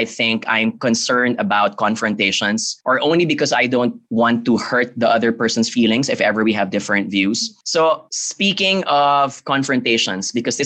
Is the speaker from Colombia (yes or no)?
no; Philippines; I come from the Philippines